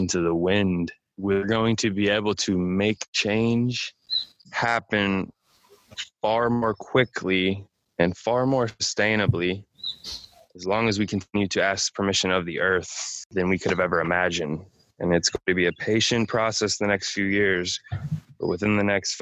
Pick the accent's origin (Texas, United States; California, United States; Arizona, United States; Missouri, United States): Missouri, United States; St. Louis; I was born and raised in St. Louis